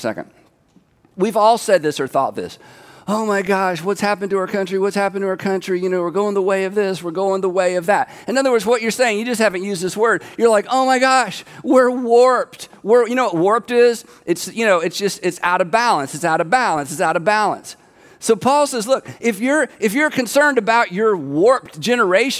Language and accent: English; United States; I'm an American